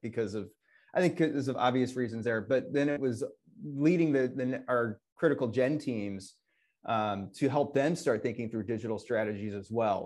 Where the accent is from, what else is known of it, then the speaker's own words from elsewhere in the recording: Northwest Illinois, United States; now in Wisconsin, United States; I grew up in Northwest Illinois, and so I am everyone's favorite Bears fan in Wisconsin